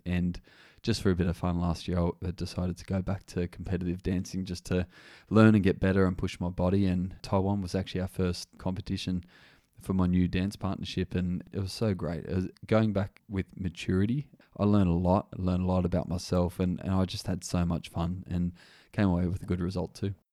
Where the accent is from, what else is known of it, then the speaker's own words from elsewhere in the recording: Wagga Wagga, New South Wales, Australia; Growing up in Wagga Wagga, I wasn't really exposed to much diversity